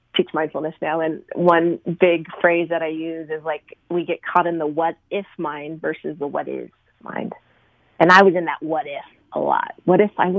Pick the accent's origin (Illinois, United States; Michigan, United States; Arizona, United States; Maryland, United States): Arizona, United States; I grew up in Arizona